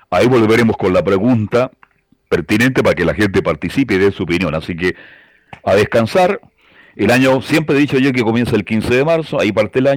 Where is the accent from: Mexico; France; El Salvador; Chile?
Chile; Valparaíso; soy de Pancho Gancho, ¿ah? y soy del puerto.